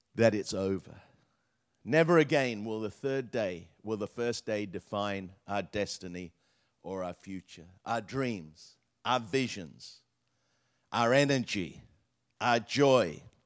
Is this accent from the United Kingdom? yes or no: yes; England, United Kingdom; I grew up in England